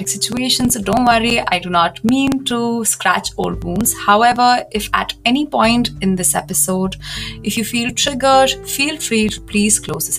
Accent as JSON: {"language": "English", "country": "India", "also_born_or_lived": "Germany", "moved": "as an adult", "said": "I moved back to India, which is my home country. And I moved back to my parents' house"}